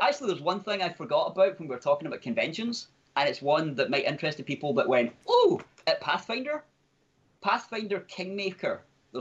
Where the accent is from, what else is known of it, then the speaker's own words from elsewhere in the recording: Scotland, United Kingdom; I am a Scotsman with a cooler accent than